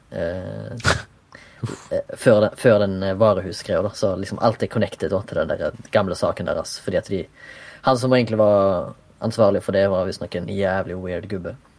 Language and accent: Norwegian; Haugesund, Rogaland, Norway; now in Oslo, Norway; jeg er fra Haugesund, bor i Oslo